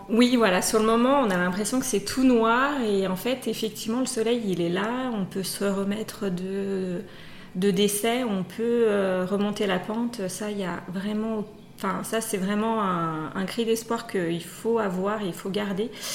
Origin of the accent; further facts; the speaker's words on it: Savoie, Auvergne-Rhône-Alpes, France; on est savoyard dans la famille